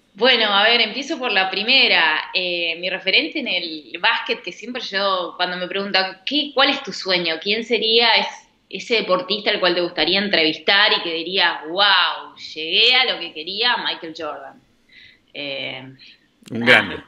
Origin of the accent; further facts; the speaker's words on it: Rosario, Santa Fe, Argentina; moved away as an adult; now in Buenos Aires, Argentina; yo yo me crié en Arroyito, que Rosario Central es de Arroyito